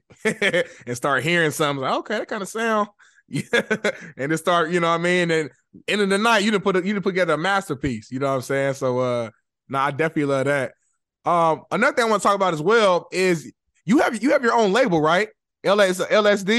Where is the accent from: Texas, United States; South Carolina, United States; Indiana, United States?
Indiana, United States; Indianapolis; moved away as an adult; now in Los Angeles, United States; I'm not from LA, by the way. I'm a Midwest guy. I'm from Indianapolis, Indiana. But I moved out to LA back in 2018.